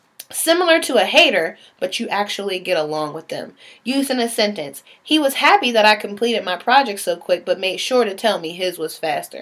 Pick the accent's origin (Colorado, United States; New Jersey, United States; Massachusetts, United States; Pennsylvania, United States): Pennsylvania, United States; Pittsburgh; also born or lived in Baltimore; I always say I'm from Pittsburgh by way of Baltimore because I spent equal parts of my life in both places.